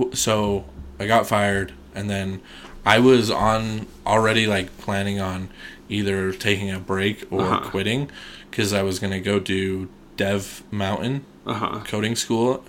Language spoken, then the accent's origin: English; Shelley, Idaho, United States; I'm from Shelley